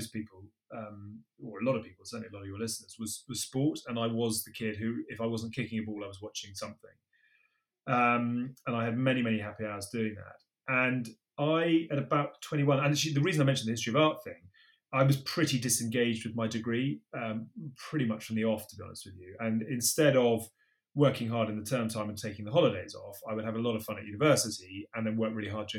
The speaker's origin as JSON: {"language": "English", "town": "Bath", "region": "South West England", "country": "United Kingdom", "tie": "born or raised there", "said": "I went and worked at my hometown club, which was Bath Rugby at the time."}